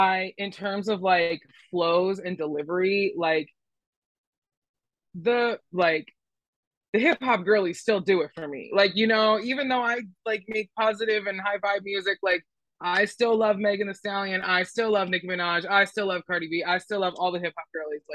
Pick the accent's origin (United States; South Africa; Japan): United States; Philadelphia, Pennsylvania; I'm from Philly